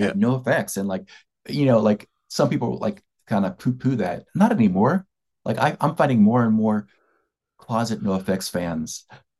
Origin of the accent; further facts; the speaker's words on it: Philadelphia, Pennsylvania, United States; moved away; also born or lived in East Bay, California; I'm from Philadelphia.